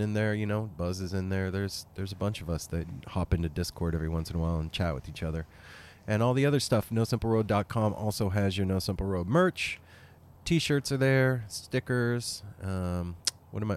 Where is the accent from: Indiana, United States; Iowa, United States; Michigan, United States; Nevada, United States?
Nevada, United States; Las Vegas; now in Portland, United States; This whole crew, we're all from Vegas originally